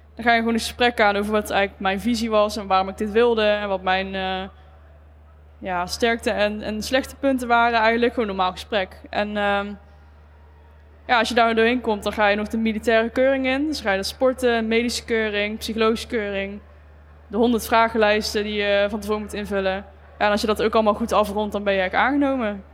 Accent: Eindhoven, North Brabant, Netherlands; Ik eh, kom uit Eindhoven

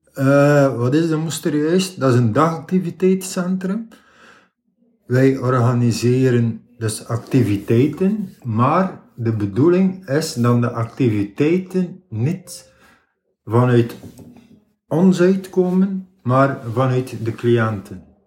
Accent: Ostend, Flanders, Belgium; Oorspronkelijk, ik ben geboren in Oostende, aan de kust. Ik heb daar ook bijna heel mijn leven gewoond

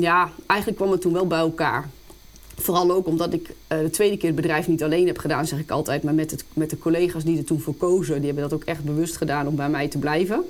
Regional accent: Apeldoorn, Gelderland, Netherlands; ben geboren en getogen in Apeldoorn

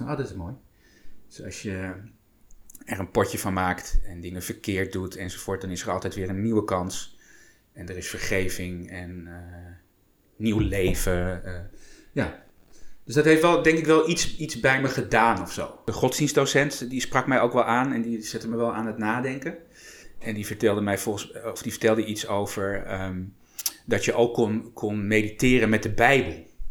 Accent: Apeldoorn, Gelderland, Netherlands; mijn ouders stonden wel ingeschreven bij de, bij de kerk hier in Apeldoorn

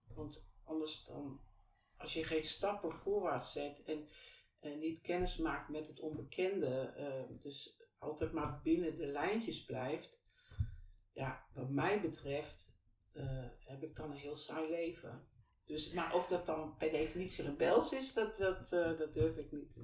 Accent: Deventer, Overijssel, Netherlands; moved away as an adult; also born or lived in Twello / IJsselmuiden; now in Kampen, Netherlands; ik ben geboren en getogen in Deventer. En ongeveer op mijn uh, zevende, e naar Twello verhuisd. En vanuit Twello ben ik op mijn achttiende weer naar Deventer gegaan

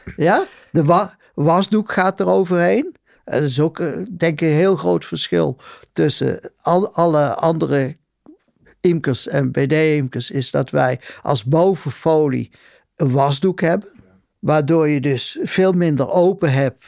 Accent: Betuwe, Gelderland, Netherlands; moved away; ik kom uit de Betuwe

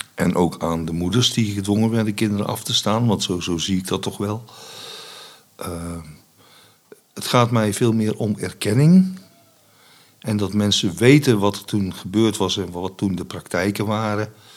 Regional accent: Vught, North Brabant, Netherlands; also born or lived in Enschede; in Enschede. En eh, bij mijn adoptie verhuisd naar Brabant

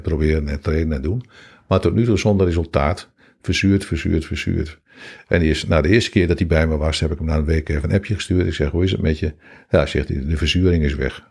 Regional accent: Hengelo, Overijssel, Netherlands; Ik kom uit Hengelo

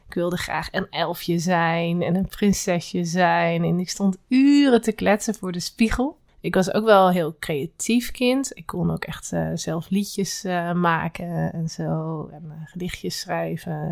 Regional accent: Velp, Gelderland, Netherlands; born there; also born or lived in Utrecht; Ik ben geboren in Velp, in de gemeente Reden. Ik heb verder helemaal niks met Velp.

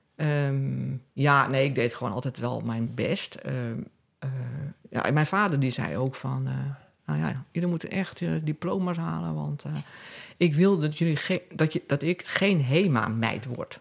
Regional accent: Vlaardingen, South Holland, Netherlands; moved away as an adult; also born or lived in Amsterdam; now in Castricum, Netherlands; ik ben opgegroeid in Rijnmond, in de stad Vlaardingen

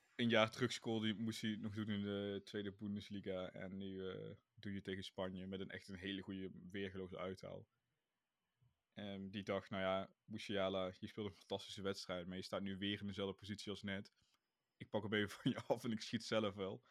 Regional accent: Netherlands; als Nederlanders

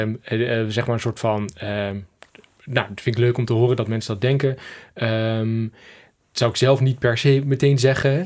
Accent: Twente, Overijssel, Netherlands; ik kom uit uh, Twente, uit het oosten van het land.

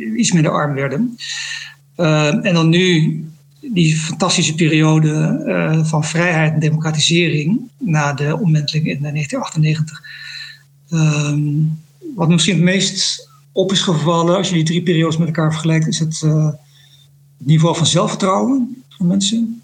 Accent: Netherlands; moved away as an adult; also born or lived in Indonesia; now in Jakarta, Indonesia; als Nederlander

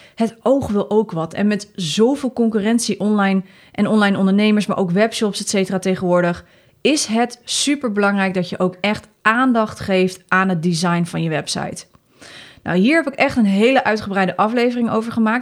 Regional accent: Netherlands; Wij zijn Nederlanders

